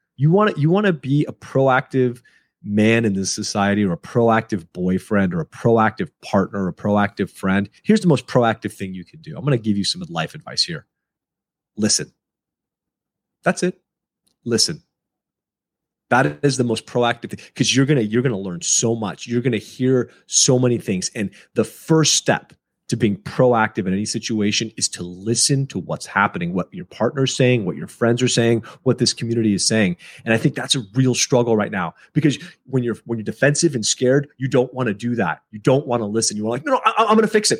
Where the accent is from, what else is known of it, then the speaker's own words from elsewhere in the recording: United States; I'm born and raised in America